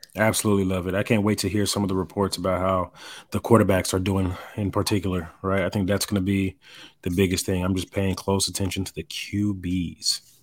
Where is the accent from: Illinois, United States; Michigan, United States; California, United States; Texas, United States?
Texas, United States; Dallas; I'm watching the Dallas Cowboys growing up in Dallas